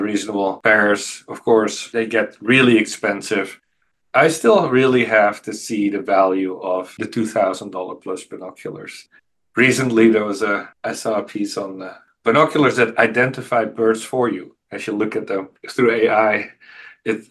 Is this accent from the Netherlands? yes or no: yes; just north of Amsterdam, North Holland, Netherlands; now in Davis, United States; I grew up in Holland, just north of Amsterdam, and I was always surrounded by fields and wetlands